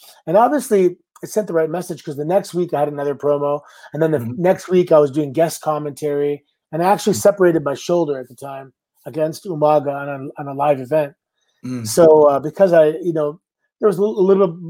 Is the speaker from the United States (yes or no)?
no; Canada; I had to go home, get my visa because I'm Canadian.